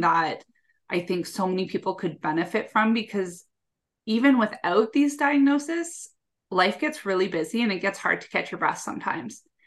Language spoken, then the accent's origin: English; Canada; I'm from Canada